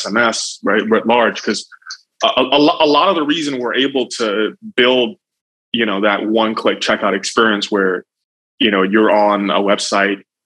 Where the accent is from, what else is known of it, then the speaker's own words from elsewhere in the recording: Nigeria; now in United States; I'm Nigerian by birth, but I came here a long time ago and naturalized.